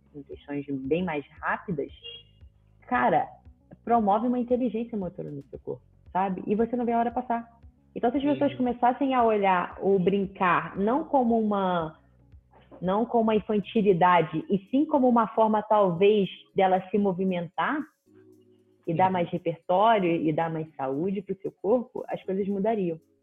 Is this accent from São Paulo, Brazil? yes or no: no; Rio de Janeiro, Brazil; sou do Rio de Janeiro